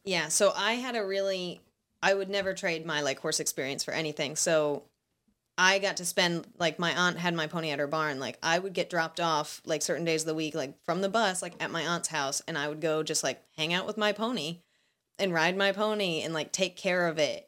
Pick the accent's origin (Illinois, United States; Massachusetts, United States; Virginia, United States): Massachusetts, United States; Seekonk; I grew up in Seekonk.